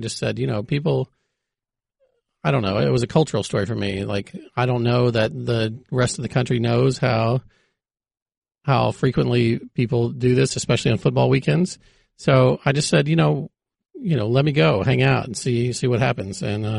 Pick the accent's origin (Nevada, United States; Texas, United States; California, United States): Texas, United States; Well, I grew up in Texas. I was a, a pretty big diehard college football fan growing up.